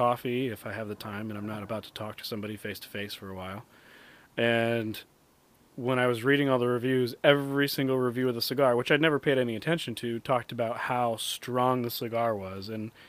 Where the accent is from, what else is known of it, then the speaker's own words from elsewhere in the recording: Puerto Rico; not only being Puerto Rican, but I took Spanish for 11 years and I'm still not fluent in Spanish.